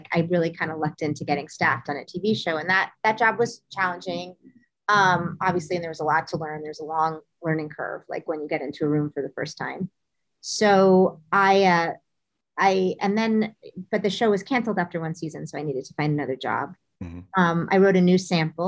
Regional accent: Omaha, Nebraska, United States; moved away; also born or lived in New York; I grew up in Omaha where there was a big local theater scene

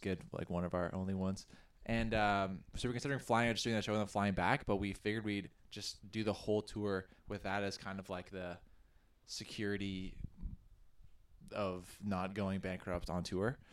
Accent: Ottawa, Ontario, Canada; moved away; I'm also originally from Ottawa, and we played in bands. Um, yeah, back in Ottawa

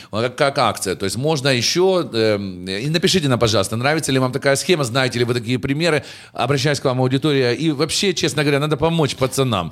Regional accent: Kyiv, Ukraine; Я парень из Дарницы

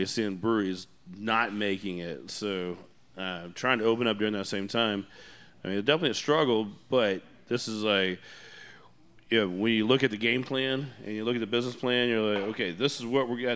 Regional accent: Humble, Texas, United States; I grew up in Humble, so I spent some time in Porter, New Caney, you know, and all the fun places in between

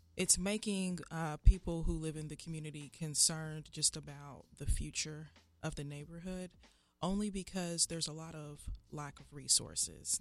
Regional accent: Indianapolis, Indiana, United States; I'm born and raised on the Far East Side. I went to John Marshall, went to Arlington

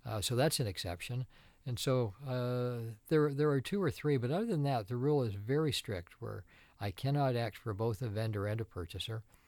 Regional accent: Tecumseh, Ontario, Canada; also born or lived in Toronto; now in Windsor, Canada; I grew up in Tecumseh, and, uh, Like most kids in Tecumseh, I g, worked at Green Giant

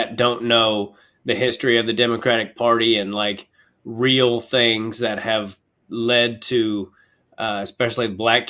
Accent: Kansas City, United States; I'm from Kansas City

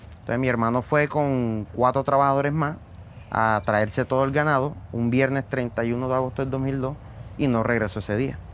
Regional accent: San Juan Nepomuceno, Bolívar, Colombia; Tengo 40 años y soy de San Juan de Pomoceno, Bolívar.

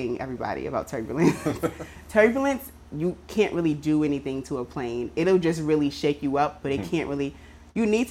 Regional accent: New York City, New York, United States; moved away as an adult; also born or lived in Atlanta; now in New York City, United States; I'm from Brooklyn, born and raised.

